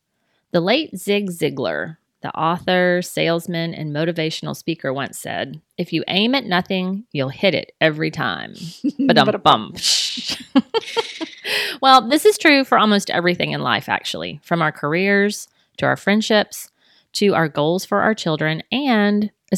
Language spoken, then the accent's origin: English; England, United Kingdom; We're both English people, Bonnie.